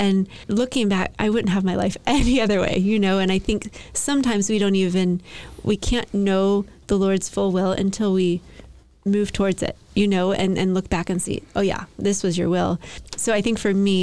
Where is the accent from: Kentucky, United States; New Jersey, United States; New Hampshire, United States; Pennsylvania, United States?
Kentucky, United States; Lexington; now in Nashville, United States; I grew up in Lexington, Kentucky